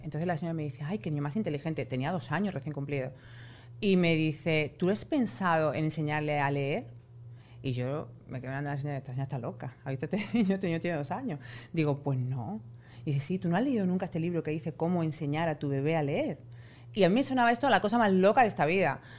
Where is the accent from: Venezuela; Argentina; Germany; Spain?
Spain; yo soy española y en España eso no existe